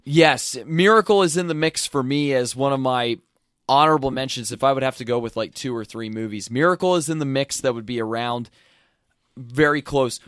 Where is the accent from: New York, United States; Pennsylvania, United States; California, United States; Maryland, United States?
Pennsylvania, United States; an hour west of Philadelphia; I grew up an hour to the west, but I did live in Philadelphia, the city itself, for a year when I was in college